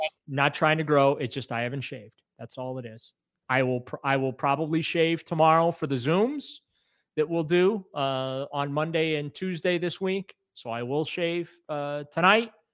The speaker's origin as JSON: {"language": "English", "town": "New Orleans", "region": "Louisiana", "country": "United States", "tie": "born or raised there", "said": "I was born in New Orleans"}